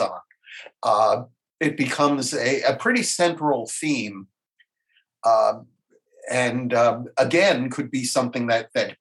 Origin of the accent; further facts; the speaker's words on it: New York, United States; moved away as an adult; now in San Francisco, United States; I was born in New York, so I'm familiar with New York as well